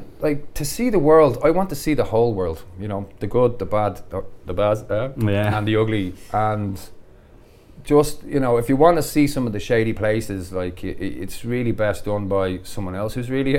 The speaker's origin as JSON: {"language": "English", "town": "Dublin", "region": "Leinster", "country": "Ireland", "tie": "born or raised there", "also_born_or_lived": "Carpenterstown / Syria", "said": "So I was born in Dublin, grew up in Cardiff in Blanchardstown"}